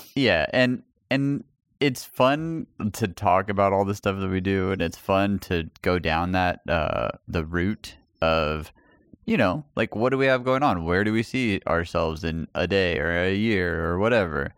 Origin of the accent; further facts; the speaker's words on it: El Paso, Texas, United States; moved away; my hometown